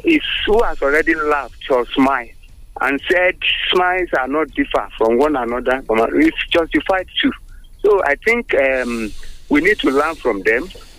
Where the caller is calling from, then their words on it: United States; Good morning, Wale. … from America. Good morning, Nigerians.